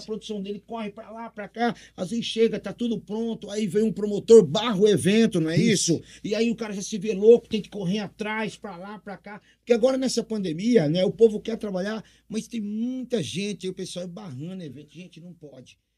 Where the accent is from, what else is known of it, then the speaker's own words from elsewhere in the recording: Cambé, Paraná, Brazil; now in Presidente Prudente, Brazil; nasci em Cambé, Paraná, pé vermelho, e vim aqui pra essa cidade que me adotou